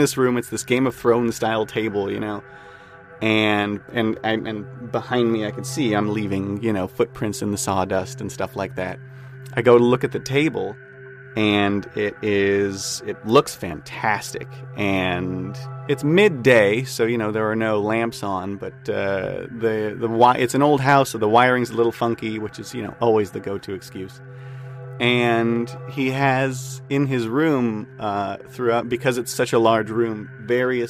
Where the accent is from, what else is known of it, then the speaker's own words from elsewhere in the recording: Whittier, California, United States; I'm from Whittier, California.